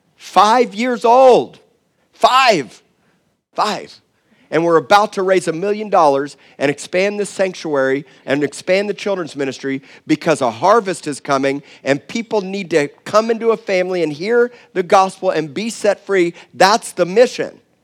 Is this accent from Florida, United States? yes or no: yes; Miami, Florida, United States; now in Corpus Christi, United States; I said I was from Miami